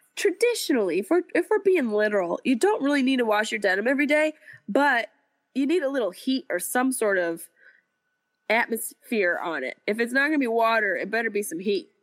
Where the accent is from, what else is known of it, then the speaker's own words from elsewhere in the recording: Syracuse, New York, United States; my hometown of Syracuse